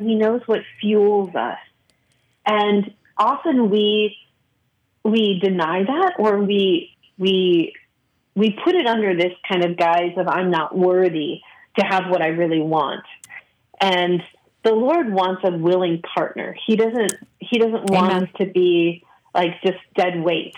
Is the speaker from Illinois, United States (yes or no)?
yes; Chicago, Illinois, United States; moved away as an adult; I spent my whole life in Chicagoland, in the western suburbs